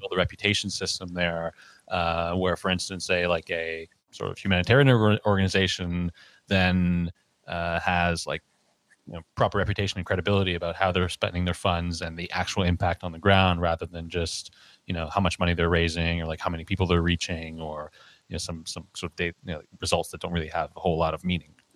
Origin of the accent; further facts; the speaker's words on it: Canada; growing up in Canada